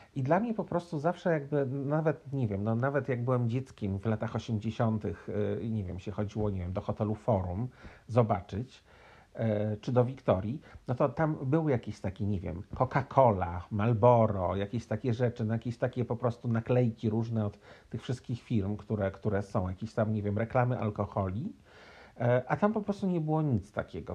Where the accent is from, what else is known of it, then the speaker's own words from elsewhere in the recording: Poland; also born or lived in United States; now in Montreal, Canada; urodziłem się w Polsce, jestem Polakiem